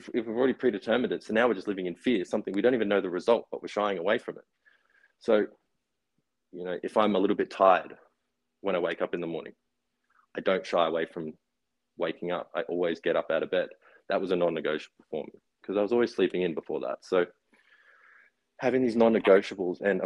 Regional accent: Brisbane and Noosa, Queensland, Australia; also born or lived in Gold Coast; So I grew up in Noosa, well, Brisbane and Noosa

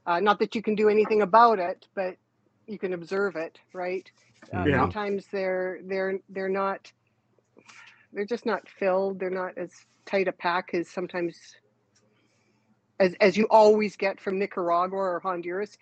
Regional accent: Canada; also born or lived in Regina, Saskatchewan; being Canadian

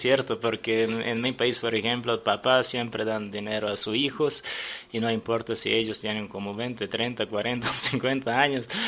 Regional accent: Serbia; Spanish is a second language; moved away as an adult; now in Mexico City, Mexico; En mi país

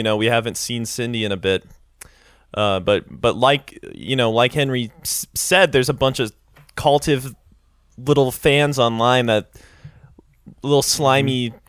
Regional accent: Scotland, United Kingdom; Well, we're from Scotland, so...

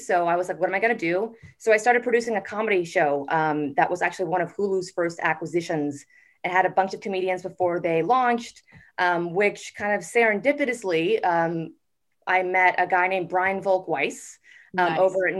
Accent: Boston, Massachusetts, United States; born or raised there; moved away as an adult; also born or lived in Tampa, Florida; now in Los Angeles, United States

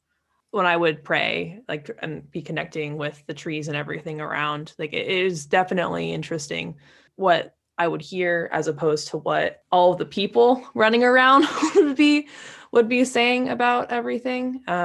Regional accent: California, United States; Yeah, I grew up around Lake Tahoe, just south of there in California.

